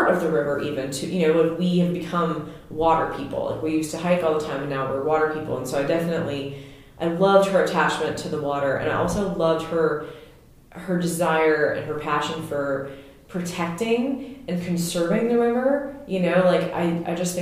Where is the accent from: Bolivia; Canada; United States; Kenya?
United States; Louisiana; moved away; I'm from Louisiana, and I understand, I feel like, what it's like to be from the deep South, and then what it's like to be a transplant